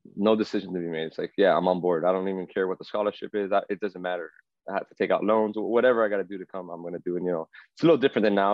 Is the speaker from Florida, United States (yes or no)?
yes; Miami, Florida, United States; growing up in Miami